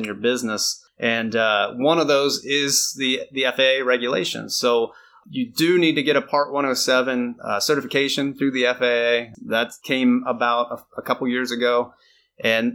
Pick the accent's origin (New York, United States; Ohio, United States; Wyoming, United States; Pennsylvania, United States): Ohio, United States; Northwest; I'm from Northwest Ohio, and it's all cornfields